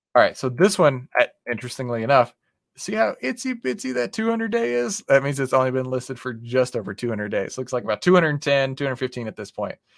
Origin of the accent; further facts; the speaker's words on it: Texas, United States; I'm from Texas. We, we, we don't always have the best diction